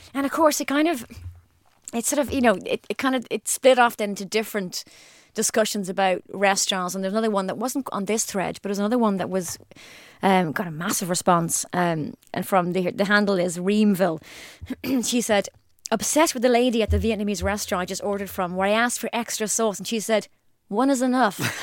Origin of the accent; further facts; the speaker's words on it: Ireland; I'm Irish